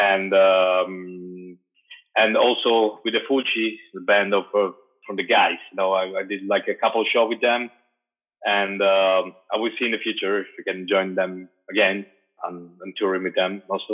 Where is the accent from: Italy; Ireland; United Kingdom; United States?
Italy; also born or lived in Turin; I'm from Italy